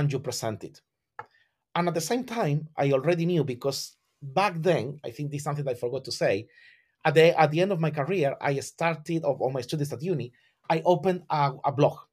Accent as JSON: {"language": "English", "town": "Algeciras", "region": "Andalusia", "country": "Spain", "tie": "born or raised there", "second_language": "English", "moved": "as an adult", "lives_now": "London, United Kingdom"}